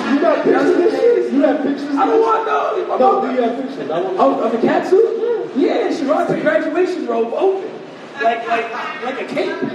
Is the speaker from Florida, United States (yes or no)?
no; New York, United States; I mean, we're from New York. She went to plenty of Puerto Rican day parades.